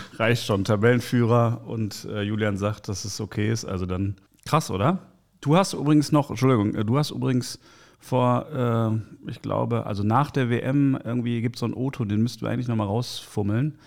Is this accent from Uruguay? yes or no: no; Bochum, North Rhine-Westphalia, Germany; also born or lived in Kreuzberg, Berlin; now in Berlin, Germany; ich bin Journalist aus Kreuzberg, geboren in Bochum, Ruhrgebiet